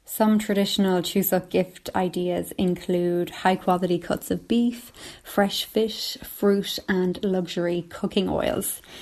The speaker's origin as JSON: {"language": "English", "town": "Sligo", "region": "Connacht", "country": "Ireland", "tie": "born or raised there", "also_born_or_lived": "Seoul, South Korea", "moved": "as an adult", "said": "had a second wedding celebration in my hometown, Sligo."}